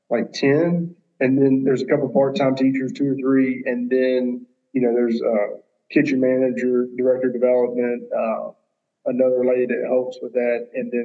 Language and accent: English; Reservoir community, Rankin County, near Jackson, Mississippi, United States; I grew up in the Reservoir community in Rankin County, just a suburb of Jackson